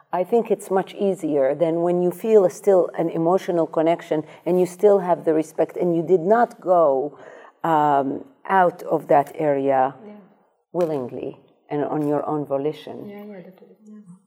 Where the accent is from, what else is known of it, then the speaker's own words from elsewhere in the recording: Amsterdam, North Holland, Netherlands; moved away as an adult; also born or lived in Iraq; now in New York, United States; I grew up in Amsterdam